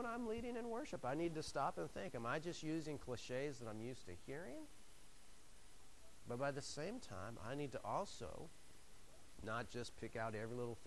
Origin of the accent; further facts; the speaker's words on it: the Northwest, Pacific Northwest, United States; moved away; I'm from the Northwest, and it's beautiful up there